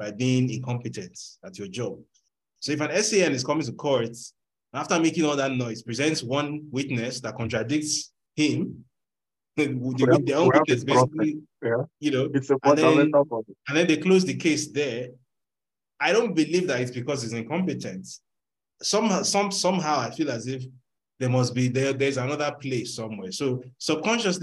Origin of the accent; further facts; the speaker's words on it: Nigeria; moved away; I grew up in Nigeria